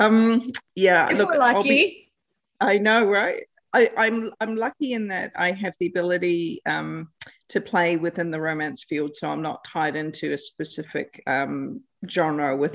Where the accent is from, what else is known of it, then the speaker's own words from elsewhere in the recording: New Zealand; now in South Australia, Australia; I'm originally from New Zealand with Canadian family.